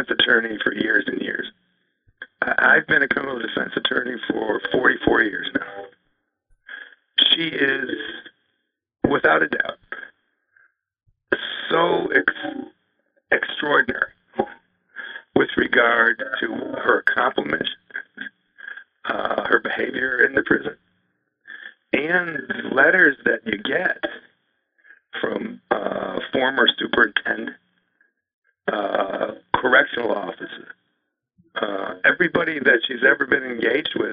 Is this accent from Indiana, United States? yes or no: no; Buffalo, New York, United States; now in New Hampshire, United States; having been born and raised in Buffalo.